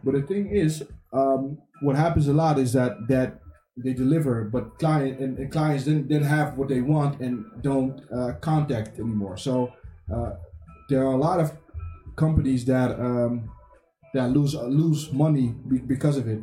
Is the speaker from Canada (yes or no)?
no; DR Congo; now in Netherlands; I come from the Congo, uh, the, the Democratic Republic of Congo